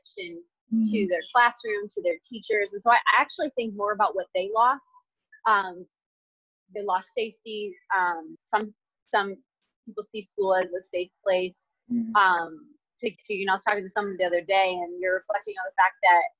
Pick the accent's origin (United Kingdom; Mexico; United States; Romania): United States; Michigan; moved away as an adult; now in North Carolina, United States; I'm from Michigan, I'm living in North Carolina now. So I moved there without knowing anyone